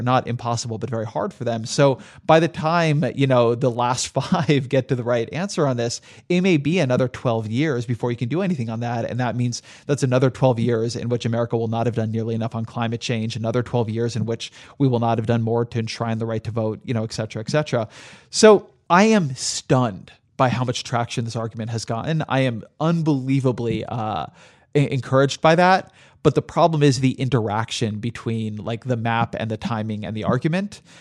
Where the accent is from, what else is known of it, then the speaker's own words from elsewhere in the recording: Southern California, United States; I grew up in Southern California